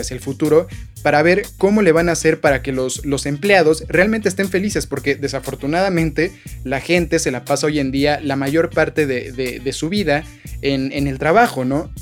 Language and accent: Spanish; Mexico; nosotros como mexicanos